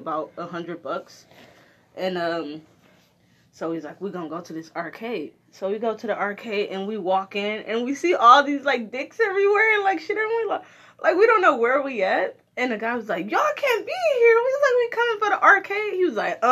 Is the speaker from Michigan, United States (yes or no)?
yes; Detroit, Michigan, United States; When we were kids, we moved from Brightmoor, which is kind of a shitty neighborhood in Detroit